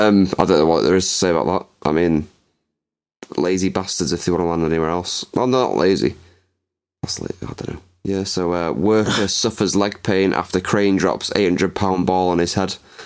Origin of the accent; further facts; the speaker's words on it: England, United Kingdom; No, because I'm from England and I did not pass my English.